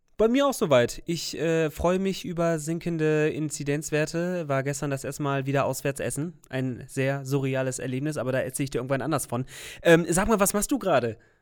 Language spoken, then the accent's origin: German; Bremen, Germany; Für mich als waschechter Bremer